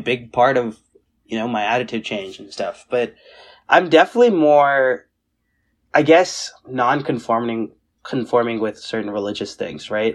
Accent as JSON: {"language": "English", "town": "Seattle", "region": "Washington", "country": "United States", "tie": "born or raised there", "also_born_or_lived": "South Carolina / India / Purdue, Indiana", "moved": "as an adult", "said": "when we came back from India to Seattle, Um, we were right, seven, right? So we went, we were there from two thousand seven to two thousand seventeen"}